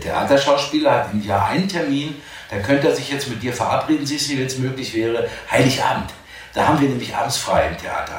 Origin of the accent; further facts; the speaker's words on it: Dortmund, North Rhine-Westphalia, Germany; moved away; also born or lived in Cologne / Wuppertal; als Borusse, als gebürtiger Dortmunder, schwarzer Hals, gelbe Zähne, wie das bei uns heißt